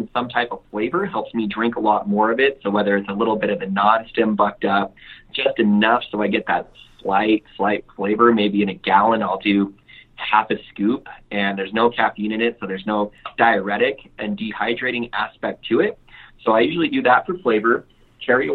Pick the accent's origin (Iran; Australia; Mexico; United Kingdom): Mexico; moved away; I grew up really poor in Mexico